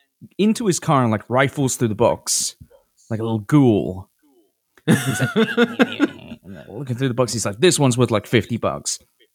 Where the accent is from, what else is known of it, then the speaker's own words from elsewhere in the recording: United Kingdom; now in United States; I'm British, but in America